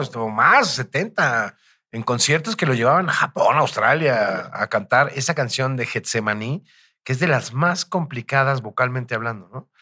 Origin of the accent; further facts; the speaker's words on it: Naucalpan, State of Mexico, Mexico; por mis rumbos de chico, por el Estado de México, por Naucalpan